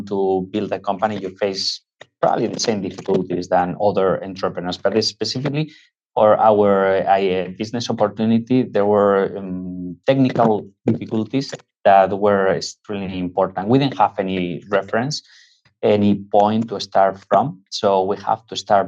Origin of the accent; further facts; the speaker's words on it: northwest Spain, Spain; moved away; we are originally from Spain. We come from the northwest of Spain